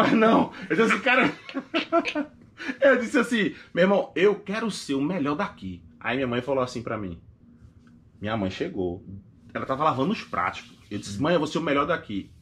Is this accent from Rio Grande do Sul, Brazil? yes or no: no; Recife, Pernambuco, Brazil; moved away as an adult; now in United States; eu sou de Recife e sou favelado.